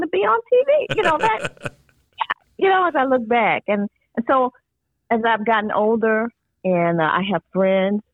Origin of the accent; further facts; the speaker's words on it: Mobile, Alabama, United States; I'm growing up in Mobile, Alabama in the 1970s.